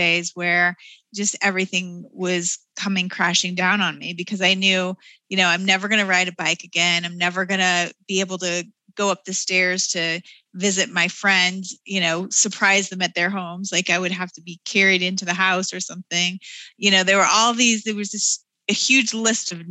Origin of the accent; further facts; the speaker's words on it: Denver, Colorado, United States; in my hometown, my backyard